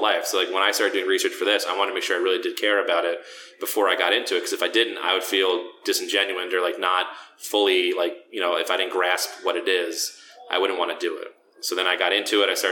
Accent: Long Island, New York, United States; I grew up in Long Island

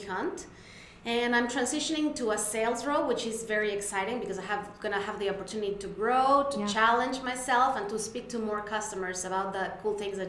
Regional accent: Mexico City, Mexico; moved away as an adult; now in United States; I was born and raised in Mexico City for 29 years of my life.

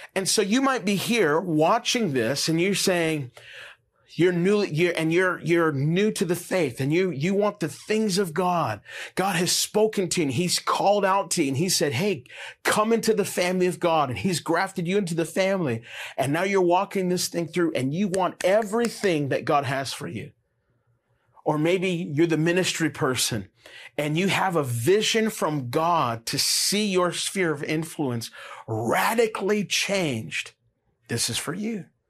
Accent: Las Vegas, Nevada, United States; moved away as an adult; I grew up here in Las Vegas

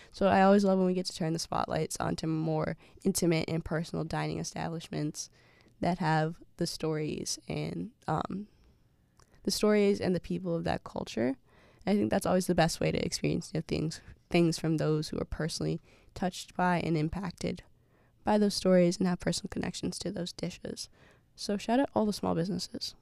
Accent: Massachusetts, United States; as an African-American person growing up in Massachusetts

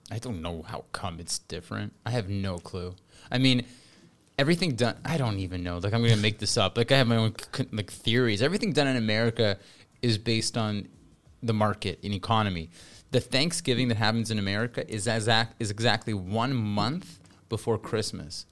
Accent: Toronto, Ontario, Canada; accent: Canadian; I grew up in Toronto. I was raised in the s, Toronto suburbs. Mostly, they're called Thornhill and Richmond Hill.

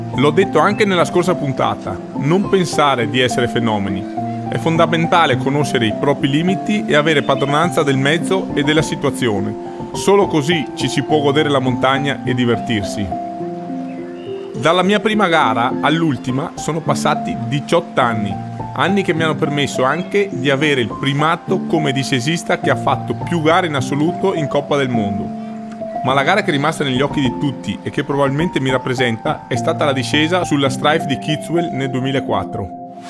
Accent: Cortina d'Ampezzo, Veneto, Italy; Sono nato e cresciuto a Cortina.

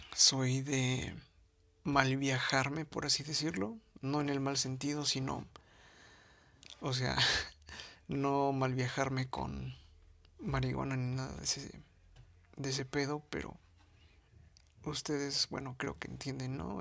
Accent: Mexico City, Mexico; soy de la Ciudad de México

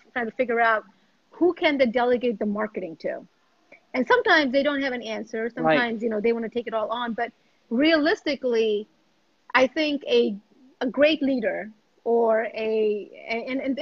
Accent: India; I was born in India. I was born in India.

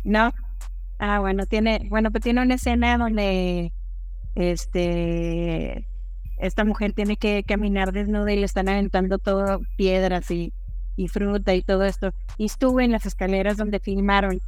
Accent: Ciudad Juárez, Chihuahua, Mexico; moved away as an adult; now in Mexico City, Mexico; Soy de Ciudad Juárez, Chihuahua, pero vivo en la Ciudad de México ya desde hace muchos años. Este, me vine a estudiar la carrera y ya me quedé acá.

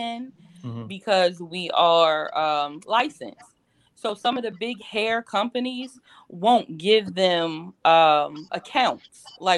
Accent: Baltimore, Maryland, United States; I'm from Baltimore City. You know that, Mike, from Sandtown, Winchester

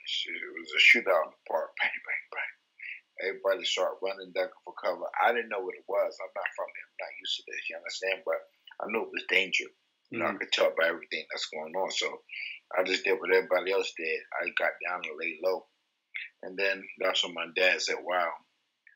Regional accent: New York, United States; also born or lived in Titusville, Florida; I'm from Florida. I'm from a town in Florida called Titusville, and I moved up to New York permanently when I was probably like 7, 8 years old

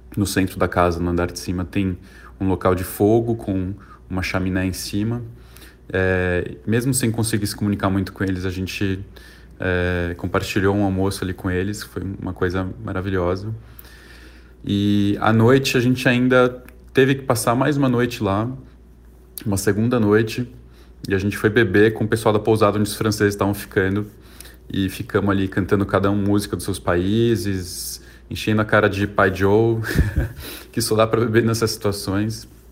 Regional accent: São Paulo, Brazil; also born or lived in Xi'an, China; eu sou aqui de São Paulo, tenho 37 anos

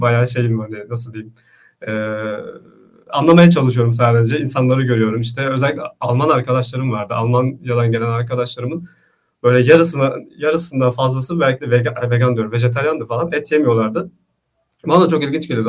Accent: Istanbul, Turkey; also born or lived in Grenoble, France; İstanbul doğumluyum, işte Anadolu Hisarı'nda yaşıyorum.

